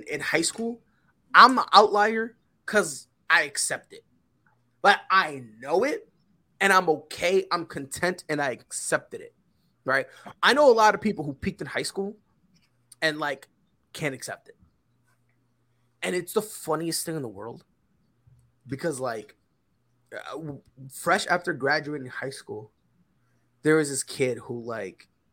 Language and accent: English; Connecticut, United States; moved away as an adult; also born or lived in Puerto Rico; now in South Carolina, United States; moved from Puerto Rico to Connecticut. And that's where I spent most of my life until I moved down to South Carolina